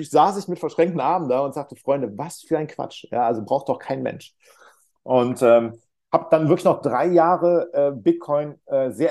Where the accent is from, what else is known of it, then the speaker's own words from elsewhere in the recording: North Rhine-Westphalia, Germany; Ich komme aus der Nähe von Köln